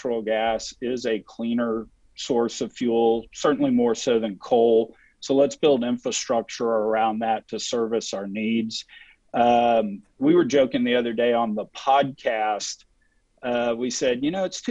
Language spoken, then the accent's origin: English; Texas, United States; I'm from Texas